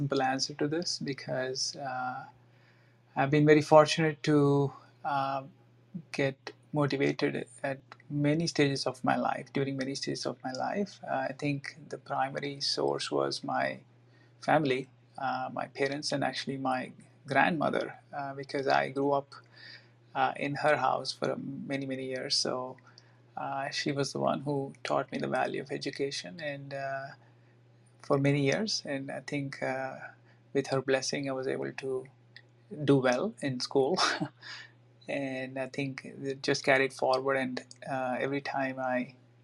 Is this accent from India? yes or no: yes; India; moved away; I grew up in India